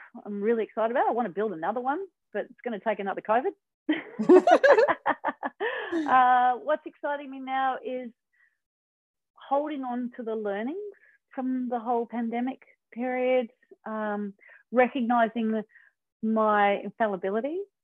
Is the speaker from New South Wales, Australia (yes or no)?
yes; Manly, New South Wales, Australia; growing up in Manly